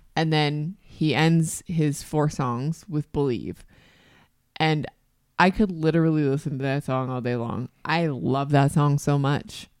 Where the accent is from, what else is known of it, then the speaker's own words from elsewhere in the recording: Canada; As a Canadian